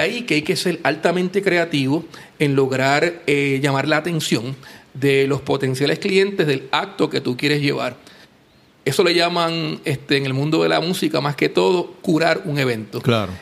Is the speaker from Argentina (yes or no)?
no; Puerto Rico; now in Aguadilla, Puerto Rico; uno es boricua